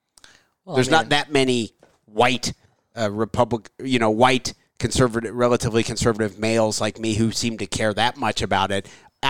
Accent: United States; Coming from my end, I'm an American.

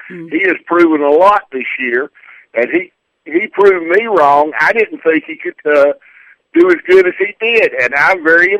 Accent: North Carolina, United States; my home state

